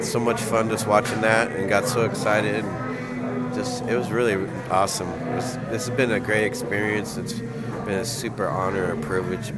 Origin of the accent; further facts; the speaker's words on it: Santa Monica, California, United States; also born or lived in Venice, Los Angeles; I grew up in Santa Monica, Venice.